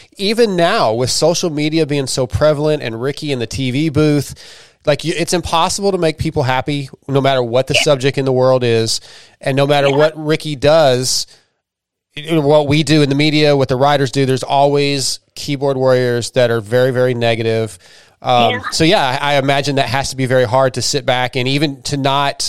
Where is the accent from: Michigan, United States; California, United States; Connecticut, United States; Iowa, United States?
California, United States; San Diego; now in Texas, United States; I was born in San Diego, but I live in Texas.